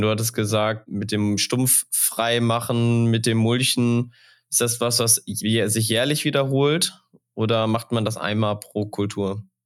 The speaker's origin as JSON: {"language": "German", "area": "Sauerland", "region": "North Rhine-Westphalia", "country": "Germany", "tie": "born or raised there", "said": "Als gebürtiger Sauerländer"}